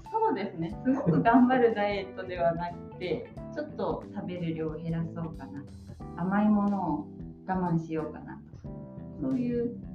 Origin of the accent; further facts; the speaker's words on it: Yamagata, Japan; now in Sendai, Japan; 私が生まれたのは山形県です。